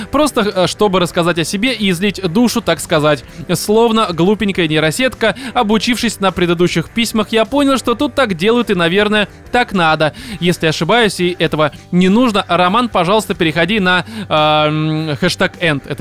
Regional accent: Almaty, Kazakhstan; moved away as an adult; also born or lived in Moscow; now in Innopolis, Russia; А сам я из Казахстана, родился и вырос в славном городе Алматы. А в Москву пригласила IT-компания

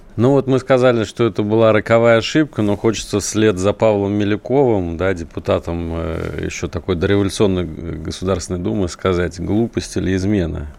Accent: Saratov, Saratov Oblast, Russia; Я вот родом из Саратова

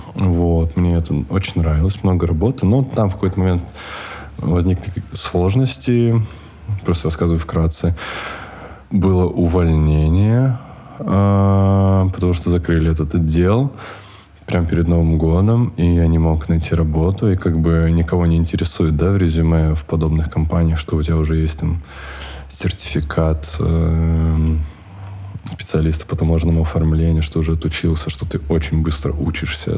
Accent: Chita, Zabaykalsky Krai, Russia; moved away as an adult; я вырос в Чите до 25, 25 почти лет я жил в Чите

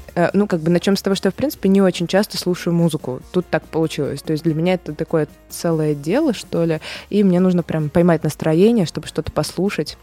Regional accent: Saint Petersburg, Russia; also born or lived in Moscow; сейчас мы в Питере, и считается, что я из Питера

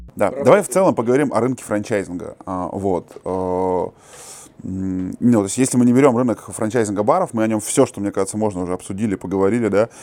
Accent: Kazakhstan; Мы, казахи

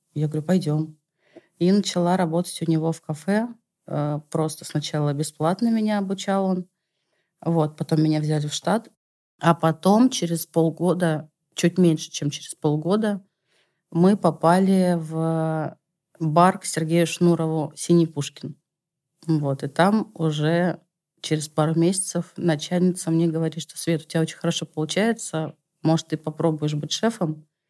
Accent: Saint Petersburg, Russia; moved away as an adult; now in Moscow, Russia; у нас в Питере, потому что все-таки я петербурженка, пока еще, наверное, в душе

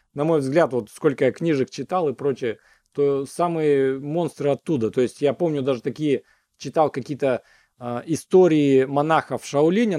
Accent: Siberia, Russia; also born or lived in United States; now in Omsk, Russia; когда я из Америки вернулся в э, Сибирь

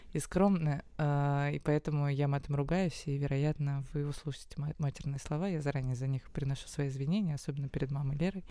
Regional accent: Moscow, Russia; Я как москвичка, коренная

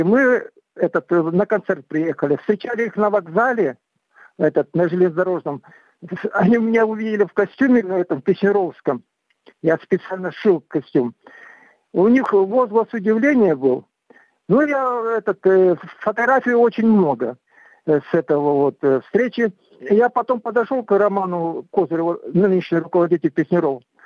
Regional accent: southern Kazakhstan, Kazakhstan; now in Ivanovka, Russia; я э, родился в Казахстане, в Южном Казахстане. Вот этот э, вырос там

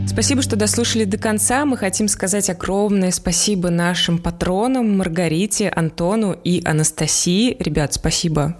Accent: Russia; moved away; мы из России

